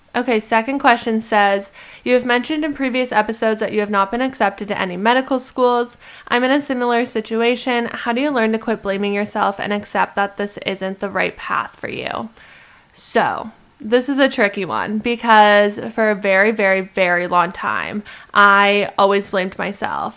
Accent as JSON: {"language": "English", "country": "Canada", "moved": "as an adult", "said": "I'm a Canadian citizen"}